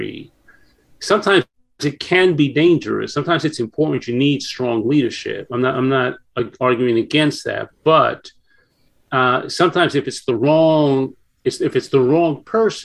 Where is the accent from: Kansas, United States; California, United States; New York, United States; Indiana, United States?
New York, United States; New York City; moved away; I grew up in New York in the Bronx